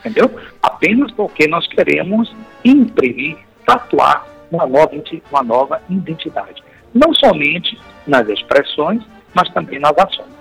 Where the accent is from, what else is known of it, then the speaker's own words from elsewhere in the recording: Salvador, Bahia, Brazil; eu nasci na cidade de Salvador, capital da Bahia, claro. Lá me criei até uns certos alguns anos